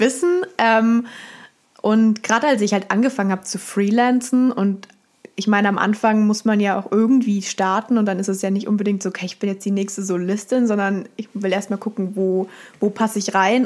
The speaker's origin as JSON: {"language": "German", "town": "Munich", "region": "Bavaria", "country": "Germany", "tie": "born or raised there", "also_born_or_lived": "Hamburg", "moved": "as an adult", "said": "ich bin in München aufgewachsen, war in München, habe in München meine Ausbildung gemacht"}